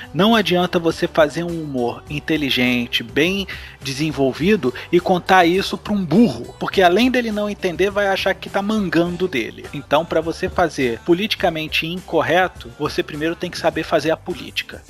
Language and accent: Portuguese; Rio de Janeiro, Brazil; eu sou carioca